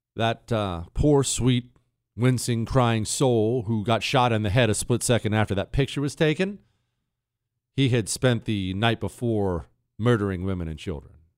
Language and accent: English; Bozeman, Montana, United States; moved away; In Montana, where I grew up in Bozeman